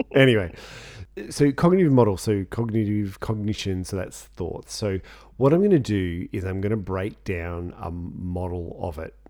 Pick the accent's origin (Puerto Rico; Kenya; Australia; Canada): Australia; we're Australian